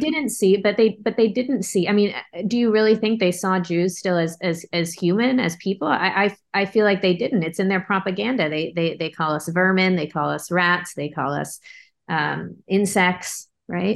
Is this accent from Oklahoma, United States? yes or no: no; Bay Area, California, United States; I grew up in the Bay Area